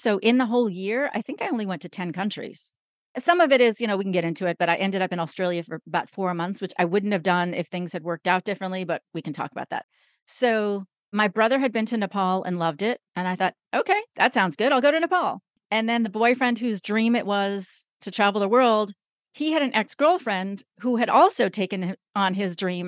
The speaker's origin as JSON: {"language": "English", "region": "New York", "country": "United States", "said": "I am originally from New York."}